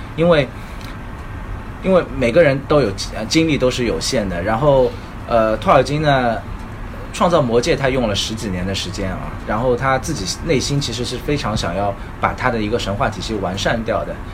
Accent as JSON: {"language": "Chinese", "country": "China"}